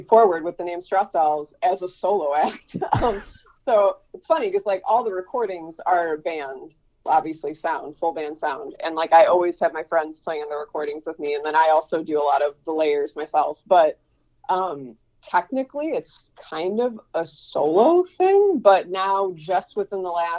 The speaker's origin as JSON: {"language": "English", "town": "Buffalo", "region": "New York", "country": "United States", "also_born_or_lived": "Fredonia", "said": "I went to Fredonia, and I came back to Buffalo. I'm from Buffalo."}